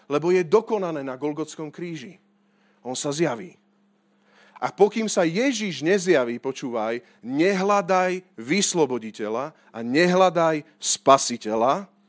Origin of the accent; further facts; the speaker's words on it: Slovakia; ja som hrdý Slovák